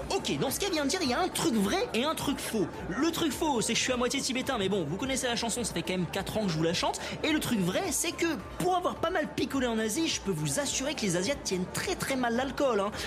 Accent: Périgord, Nouvelle-Aquitaine, France; je suis du Périgord

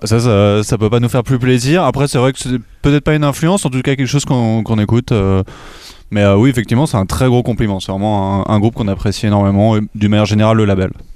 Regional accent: Bougival, Île-de-France, France

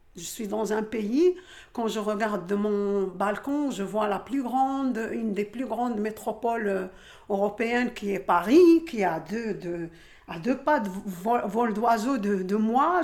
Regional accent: Algeria; moved away as an adult; now in La Courneuve, France; j'ai grandi en Algérie.

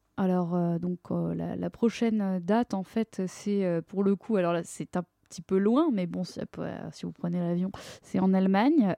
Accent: Paris, Île-de-France, France; also born or lived in Neuilly-sur-Seine; j'ai grandi à Paris. Enfin, en fait, plus précisément euh, à, à d'abord et à euh, Neuilly-sur-Seine euh, ensuite.

